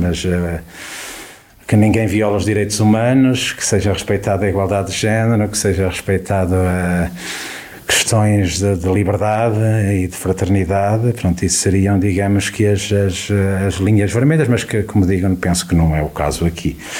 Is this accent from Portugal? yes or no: yes; Carregal do Sal, Centro, Portugal; este querido Conselho, eh, que, onde nasci, onde há 54 anos, eh, eh, onde é a minha terra há 54 hum. anos